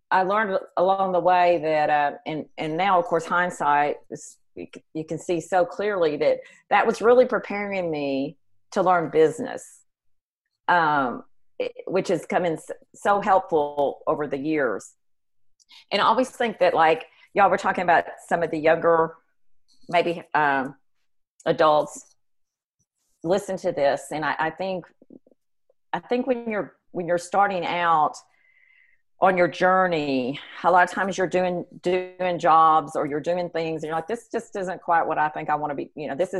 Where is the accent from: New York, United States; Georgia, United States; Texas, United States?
Texas, United States; McKinney; I was raised in McKinney, and so I had moved back.